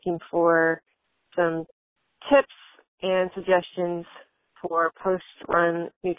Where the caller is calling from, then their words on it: Williamsburg, Virginia, United States; I'm calling from Williamsburg, Virginia.